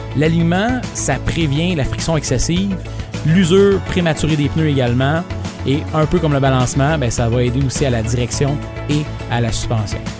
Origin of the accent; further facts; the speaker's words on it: region of "Green Bay", Quebec, Canada; also born or lived in Saguenay, Quebec; je venais voir ma famille ici parce que je suis, je suis natif de la région de Green Bay